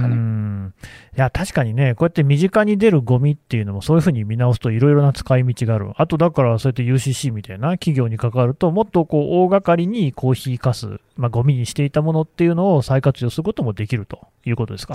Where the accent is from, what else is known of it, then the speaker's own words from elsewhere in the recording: Nagoya, Aichi, Japan; now in Tokyo, Japan; 名古屋の出身で、今は東京に住んでるんですけどね